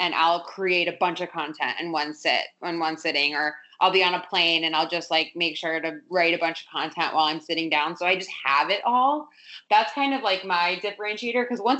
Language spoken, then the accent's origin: English; South Florida, United States; moved away; I grew up in South Florida, beach town.